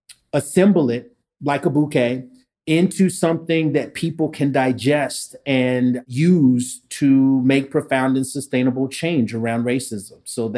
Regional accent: Lexington, Kentucky, United States; So I was born in Lexington, Kentucky. And that's where I spent most of my time. But I've lived in 6 states and 4 foreign countries, so I get around.

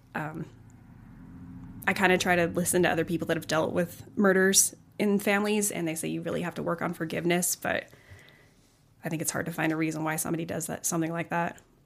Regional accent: Colorado Springs, Colorado, United States; also born or lived in Pueblo, Colorado; I was born in Colorado Springs

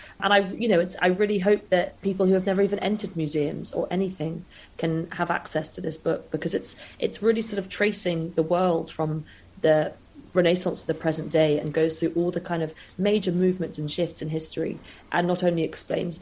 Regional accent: London, United Kingdom; I grew up in London

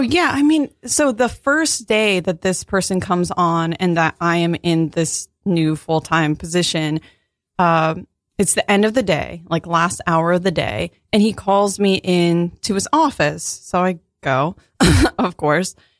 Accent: Virginia, United States; I'm from Virginia

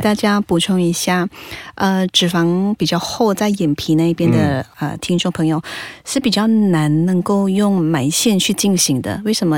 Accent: Malaysia; 我们马来西亚华人来讲的话，很少会有出现这样子的那个这么深邃的双眼皮

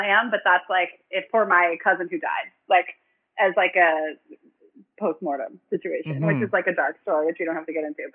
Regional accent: Los Angeles, California, United States; Being a 16-year-old woman growing up in the San Fernando Valley

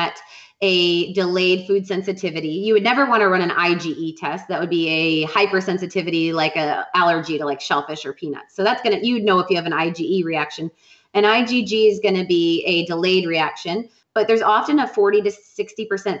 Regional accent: Wisconsin, United States; I'm from Wisconsin

